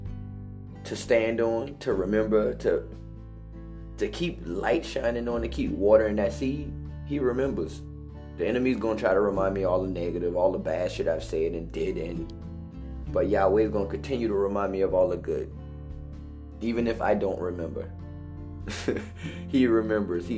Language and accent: English; Hollywood, South Carolina, United States; I come from Hollywood, South Carolina, Highway 162, 6611, the bottom.